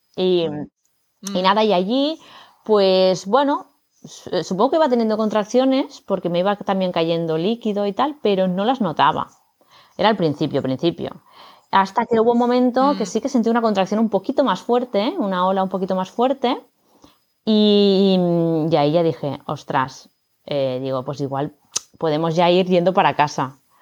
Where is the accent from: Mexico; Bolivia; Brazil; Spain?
Spain; Barcelona, Catalonia; now in Madrid, Spain; yo vivo en Madrid, soy de Barcelona, pero vivo en Madrid